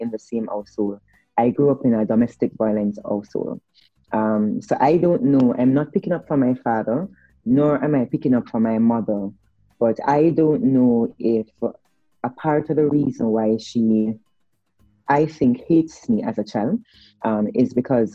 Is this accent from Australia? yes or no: no; Spanish Town, Saint Catherine, Jamaica; also born or lived in Kingston; I'm from Spanish Town, so I was born and bred in Spanish Town.